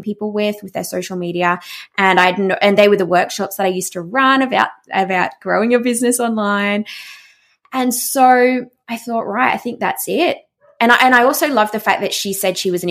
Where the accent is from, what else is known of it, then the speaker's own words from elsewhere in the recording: Australia; I'm Australian, I'm not American